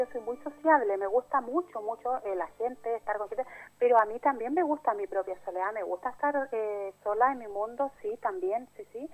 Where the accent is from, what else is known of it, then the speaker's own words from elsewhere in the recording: Chile; also born or lived in Altea, Spain; now in Spain; mi país, en Chile